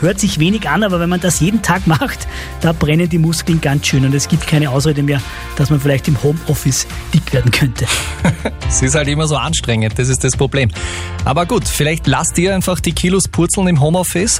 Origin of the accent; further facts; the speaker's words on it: Upper Austria, Austria; bei uns in Oberösterreich